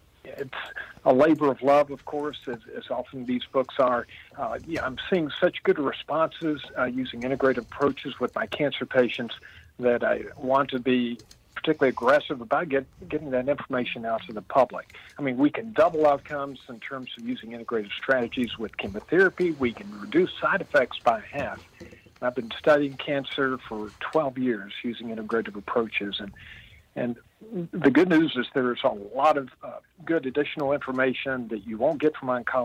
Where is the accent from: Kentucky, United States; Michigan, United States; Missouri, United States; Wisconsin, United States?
Kentucky, United States; Midway; Well, I live in the town I grew up in, believe it or not. I'm 66 years old, and I've been in Midway, Kentucky, Central Kentucky, horse country, for 66 years.